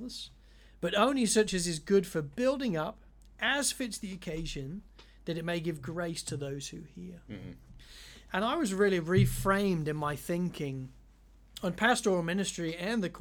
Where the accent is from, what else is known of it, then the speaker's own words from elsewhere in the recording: United Kingdom; moved away as an adult; I grew up in the United Kingdom